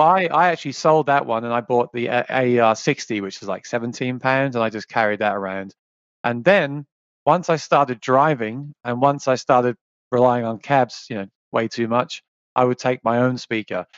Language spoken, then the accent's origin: English; South East England, United Kingdom; moved away as an adult; now in New York, United States; I was born in, in England, in the south, southeast of England, in the countryside